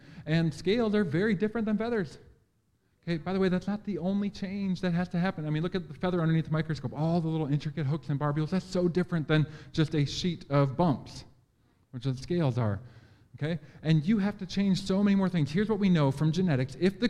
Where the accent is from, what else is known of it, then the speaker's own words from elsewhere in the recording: Green Bay, Wisconsin, United States; I'm from Green Bay. I know what that is, but I don't know you guys.